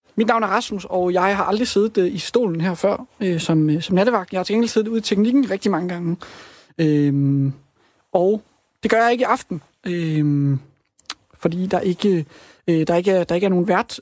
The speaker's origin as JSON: {"language": "Danish", "town": "Rudkøbing", "region": "Southern Denmark", "country": "Denmark", "tie": "born or raised there", "also_born_or_lived": "Svendborg", "moved": "yes", "lives_now": "Copenhagen, Denmark", "said": "Jeg kommer også fra Rudkøbing"}